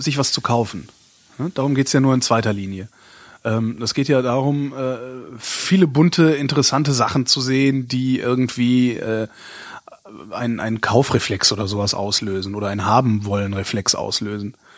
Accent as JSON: {"language": "German", "region": "Berlin", "country": "Germany", "tie": "born or raised there", "said": "ich habe halt auch auf meine Heimatstadt geguckt"}